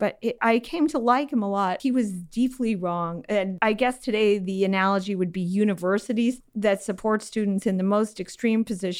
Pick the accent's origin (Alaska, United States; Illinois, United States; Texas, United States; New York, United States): Illinois, United States; because I'm from Illinois